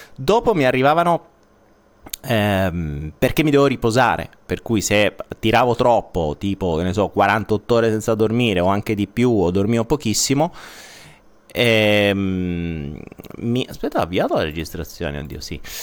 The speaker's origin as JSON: {"language": "Italian", "region": "Apulia", "country": "Italy", "accent": "Apulian", "said": "sono pugliese"}